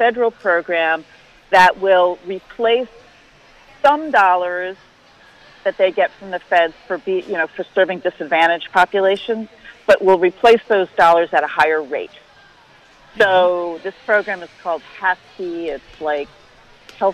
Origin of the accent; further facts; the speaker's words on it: New York, United States; moved away; I'm from New York